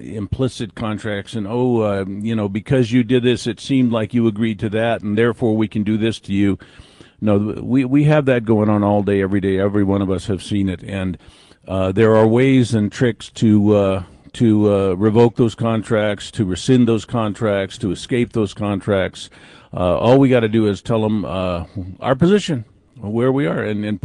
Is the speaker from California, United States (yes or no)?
yes; California, United States; I'm from California